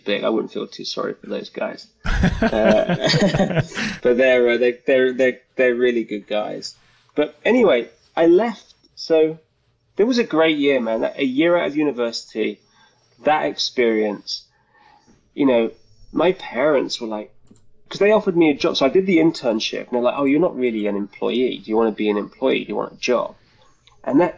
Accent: United Kingdom; also born or lived in London; I'm from the UK, as you may be able to tell by my accent.

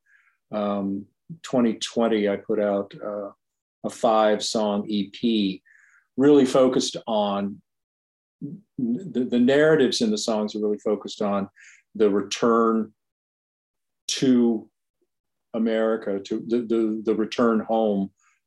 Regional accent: Virginia Beach, Virginia, United States; I grew up in Virginia Beach.

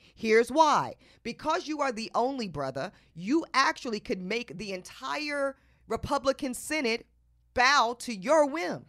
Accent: North Carolina, United States; I grew up in North Carolina.

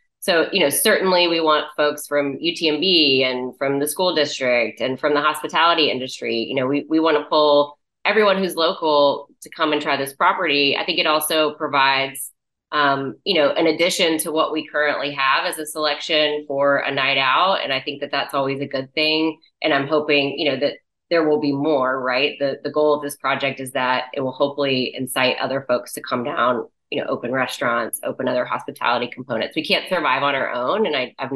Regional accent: Galveston, Texas, United States; This is my hometown

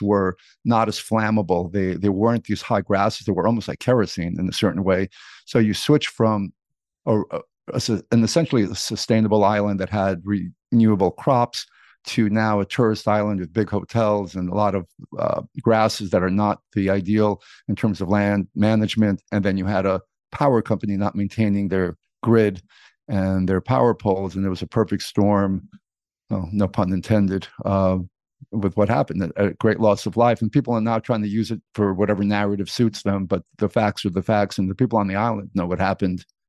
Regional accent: New York City, New York, United States; also born or lived in Greece; I grew up in New York City

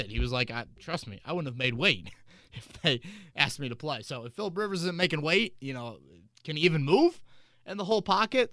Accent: Hamilton County, Indiana, United States; I grew up in Hamilton County

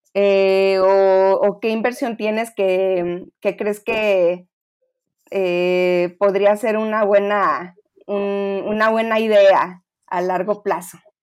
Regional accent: Monterrey, Nuevo León, Mexico; now in Mexico City, Mexico; yo también soy foránea, soy de Monterrey

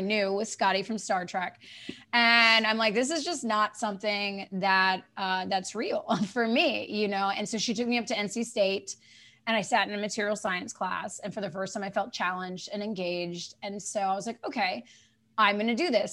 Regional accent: eastern North Carolina, United States; moved away; I grew up in eastern North Carolina

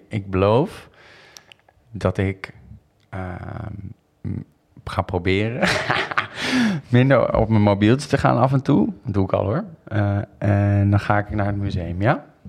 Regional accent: Rotterdam, South Holland, Netherlands; now in Amsterdam, Netherlands; Ik ben daar achter geboren.

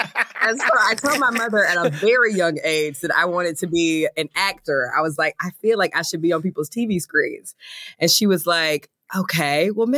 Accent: Athens, Georgia, United States; I was born and raised in Athens, Georgia.

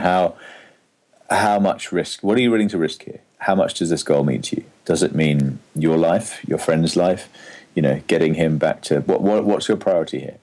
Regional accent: England, United Kingdom; me being English

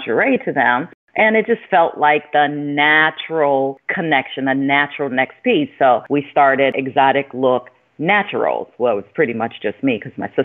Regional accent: Chicago, Illinois, United States; We grew up in Cabrini Green, which is low-income housing on the south side of Chicago

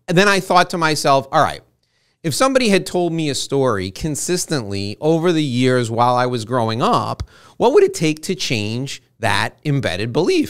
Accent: New York, United States; I was born in New York

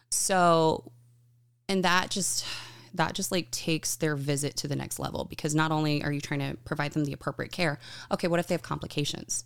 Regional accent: Buda, Texas, United States; moved away as an adult; now in California, United States; I'm originally from Buda, Texas, which is a small town just outside of Austin

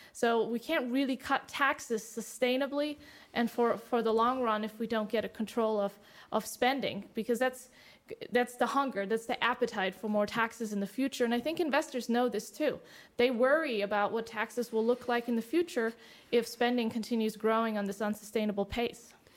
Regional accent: Germany; now in United States; I come from Germany

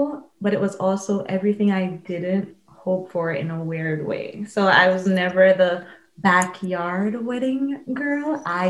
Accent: New York, United States; I'm from New York

